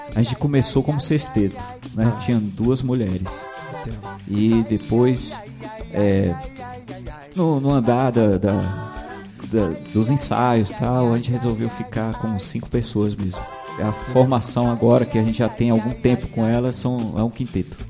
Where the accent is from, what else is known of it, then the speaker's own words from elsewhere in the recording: Bahia, Brazil; a gente é da Bahia